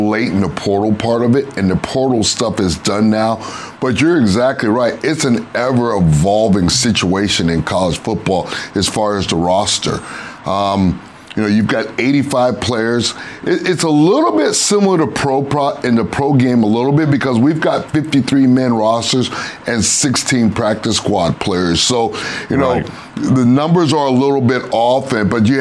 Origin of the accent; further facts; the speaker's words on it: Miami, Florida, United States; And it's my hometown. I went to high school here, played college football here